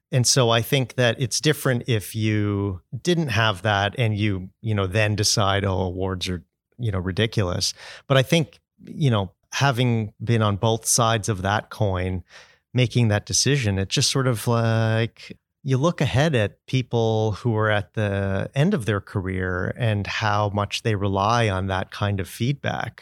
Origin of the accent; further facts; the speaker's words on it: Brampton, Ontario, Canada; I'm from Brampton